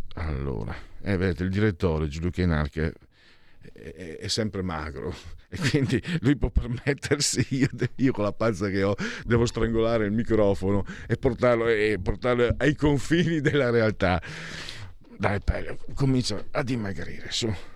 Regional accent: half Venetian and half Friulian, Triveneto, Italy; io sono mezzo veneto e mezzo friulano

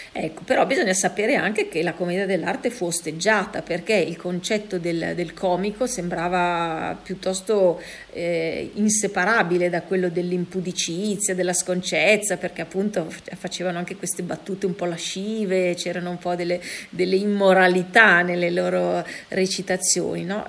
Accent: Milan, Lombardy, Italy; da milanese

